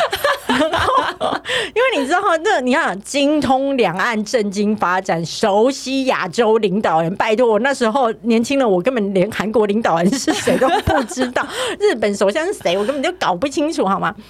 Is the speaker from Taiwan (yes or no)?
yes; southern Taiwan, Taiwan; accent: Taiwanese Mandarin; 因为我是南部人，他就说我台湾国语很严重